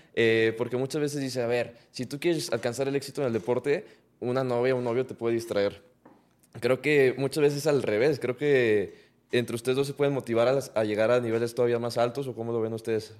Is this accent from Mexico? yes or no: yes; Mexico; orgullosamente somos mexicanos los tres